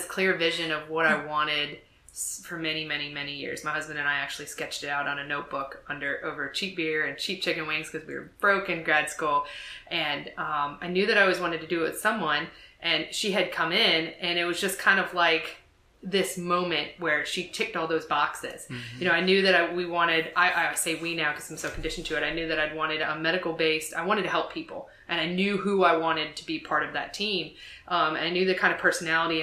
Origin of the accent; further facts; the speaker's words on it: New Jersey, United States; moved away; also born or lived in Savannah, Georgia; I'm from New Jersey, and then I moved to Savannah